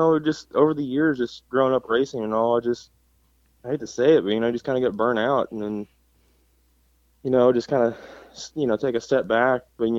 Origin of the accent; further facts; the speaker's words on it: Missouri, United States; also born or lived in Colorado; now in Texas, United States; Well, I'm from Missouri, but you know, I started racing and all that in Colorado. For you know, I lived there for 10 years, and then I moved to Texas